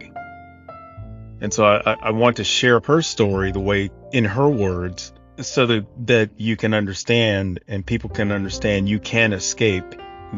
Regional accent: United States; I was born in America, a true land of opportunity for anyone of any color or background.

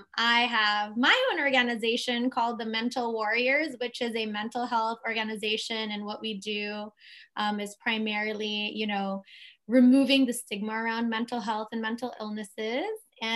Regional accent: Philippines; also born or lived in San Francisco; now in Florida, United States; I'm actually also from San Francisco, just to let you know. I lived there for like 3 years when I moved from the Philippines. And so now I'm in Florida.

